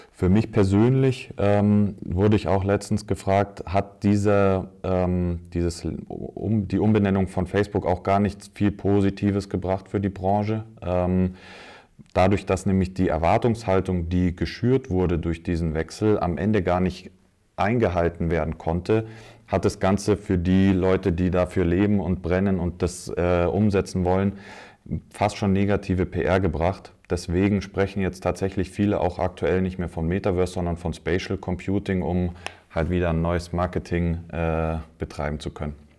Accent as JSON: {"language": "German", "town": "Munich", "region": "Bavaria", "country": "Germany", "tie": "born or raised there", "said": "gebürtiger Münchner."}